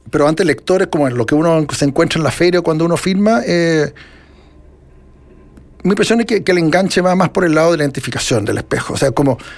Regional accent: Chile; Que yo soy chileno, de nuevo el tema de demostrar que yo soy chileno

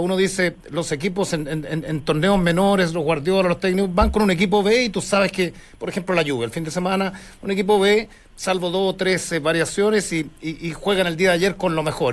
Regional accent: Chile; somos chilenos

